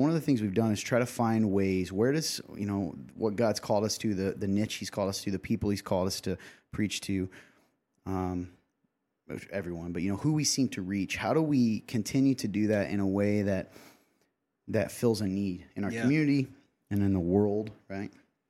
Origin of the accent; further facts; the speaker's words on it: Nappanee, Indiana, United States; particularly in my hometown. I'm from the Napanee area.